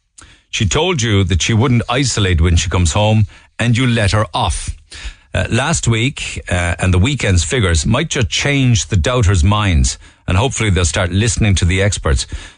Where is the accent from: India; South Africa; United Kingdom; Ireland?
Ireland; Munster; now in Canada; I'm listening to you from Canada, and I'm from North Cork myself.